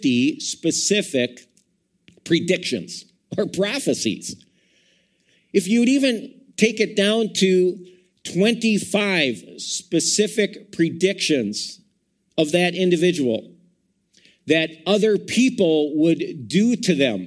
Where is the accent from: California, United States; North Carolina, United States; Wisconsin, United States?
Wisconsin, United States; Madison; I was born in Madison, Wisconsin